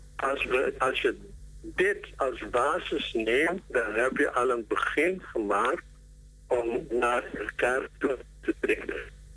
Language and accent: Dutch; Suriname; wij als Surinamers, ongeacht onze verschillen en identiteit